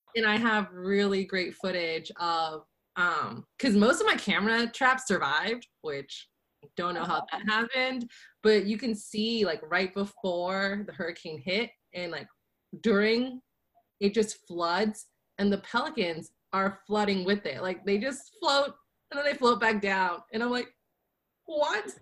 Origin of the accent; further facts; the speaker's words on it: Louisiana, United States; we're both from Louisiana